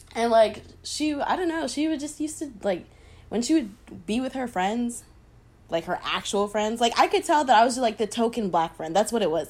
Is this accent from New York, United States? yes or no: no; St. Cloud, Florida, United States; I was raised in St. Cloud